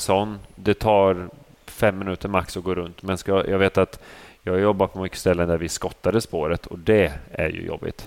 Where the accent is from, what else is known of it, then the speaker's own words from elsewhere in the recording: Motala, Östergötland, Sweden; also born or lived in Vadstena; jag kommer från eh, Motala Vadstena från början